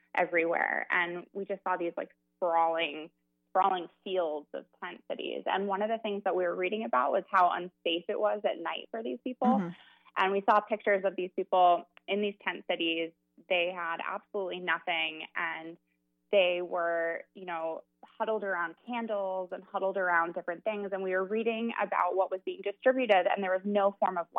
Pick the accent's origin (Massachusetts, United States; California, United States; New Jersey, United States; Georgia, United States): Massachusetts, United States; outside of Boston; moved away as an adult; also born or lived in New York; now in Chicago, United States; I'm from outside of Boston